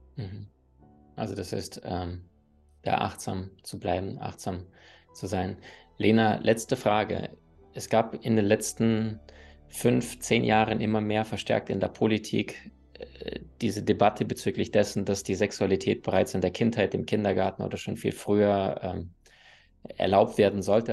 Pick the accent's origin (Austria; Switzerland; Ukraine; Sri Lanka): Ukraine; Crimea; moved away; Ich bin auf der Halbinsel Krim aufgewachsen